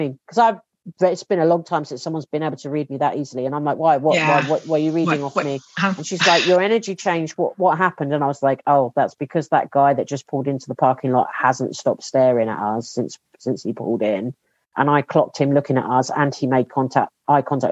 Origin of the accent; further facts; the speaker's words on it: England, United Kingdom; as an English person